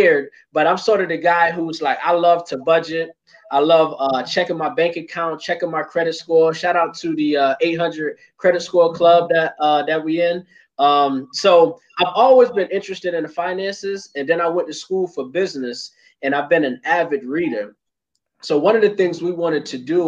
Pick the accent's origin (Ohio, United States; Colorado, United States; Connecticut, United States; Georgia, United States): Connecticut, United States; Hartford; I'm from Hartford, Connecticut. Born and raised my whole life